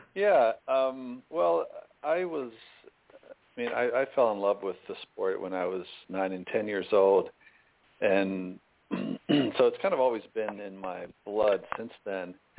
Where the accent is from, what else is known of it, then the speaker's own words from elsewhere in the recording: Butler, Pennsylvania, United States; Butler, Pennsylvania, which was actually my hometown